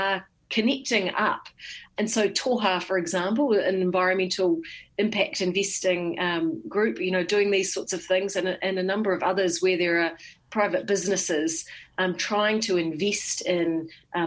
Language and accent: English; Horohoro, Bay of Plenty, New Zealand; I'm from Horohoro, which is just out of Rotorua